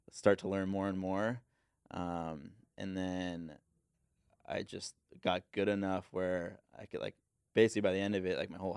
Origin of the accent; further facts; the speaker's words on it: Encinitas, California, United States; Uh, so I grew up in like Encinitas